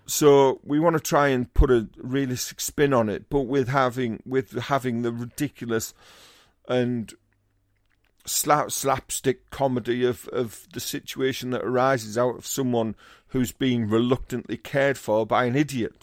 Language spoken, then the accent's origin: English; Teesside, North East England, United Kingdom; I'm from Teesside